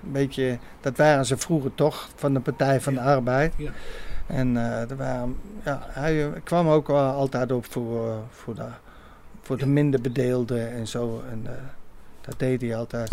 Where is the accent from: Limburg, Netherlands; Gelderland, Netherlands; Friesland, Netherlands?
Gelderland, Netherlands; Apeldoorn; Ik kom uit Apeldoorn, ja. ja. Ik ben geboren aan de Koning